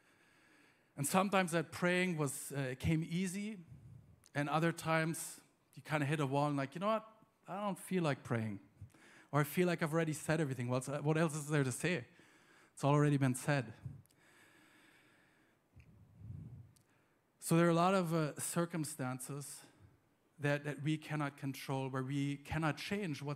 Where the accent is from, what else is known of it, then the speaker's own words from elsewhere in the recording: Germany; moved away; also born or lived in United States; I'm from Germany originally